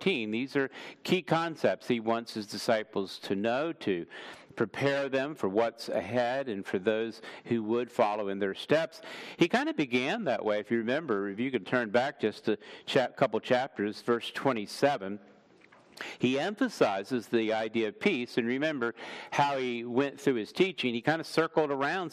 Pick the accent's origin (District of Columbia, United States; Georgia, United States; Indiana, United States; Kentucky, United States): District of Columbia, United States; Washington; moved away; I grew up in Washington, D.C. I was actually born in D.C. at Sibley Hospital